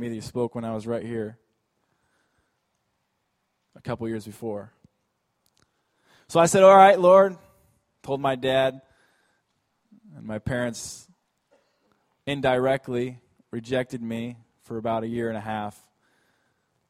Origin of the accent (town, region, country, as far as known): Alaska, United States; born or raised there